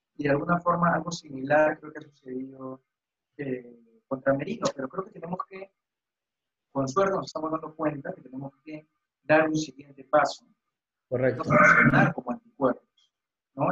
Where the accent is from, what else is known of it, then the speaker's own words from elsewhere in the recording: Peru; como, como peruanos